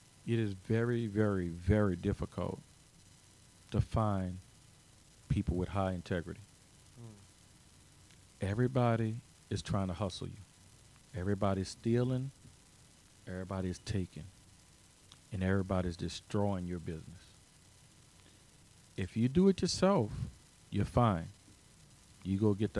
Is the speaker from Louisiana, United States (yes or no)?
yes; New Orleans, Louisiana, United States; moved away as an adult; now in Zachary, United States; a poor black boy growing up in the Lower Ninth Ward in New Orleans